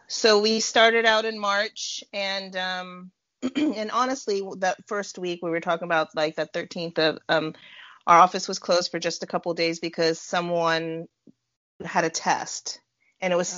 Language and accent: English; California, United States; also born or lived in Arizona; now in Indiana, United States; I'm born and raised in California and then moved to Arizona lived there for about nine years and then moved to Indiana